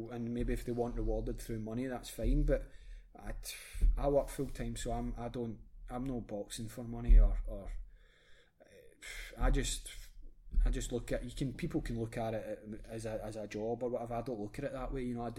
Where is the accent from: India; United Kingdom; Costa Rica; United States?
United Kingdom; Dumbarton, Scotland; I'm from Dumbarton